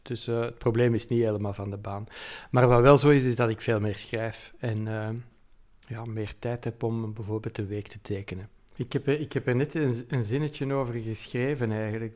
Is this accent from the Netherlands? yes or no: no; Antwerp, Flanders, Belgium; hier in, in, in Mortsel en Kontig en Deurne en Borgerhout. Dus de randgebied is van Antwerpen